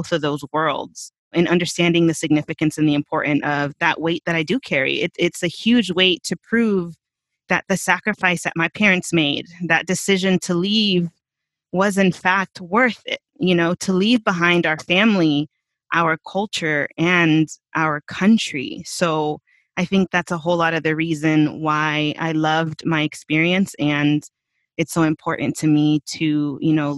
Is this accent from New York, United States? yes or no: no; Marietta, Georgia, United States; first language Spanish; English is a second language; also born or lived in Veracruz, Mexico; my upbringing, all of my childhood is actually here in Marietta, just north of Atlanta